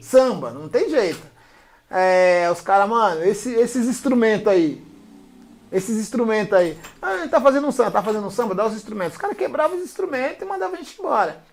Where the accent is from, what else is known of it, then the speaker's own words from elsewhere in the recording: São Paulo, Brazil; eu fui nascido e criado aqui no 15 de novembro